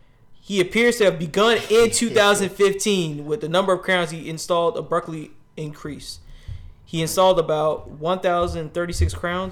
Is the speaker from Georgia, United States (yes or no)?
no; Florida, United States; I'm from Florida, bro.